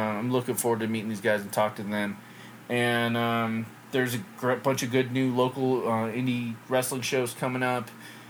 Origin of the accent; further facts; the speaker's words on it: England, United Kingdom; And I've met one family I grew up with back in England that was from Maine.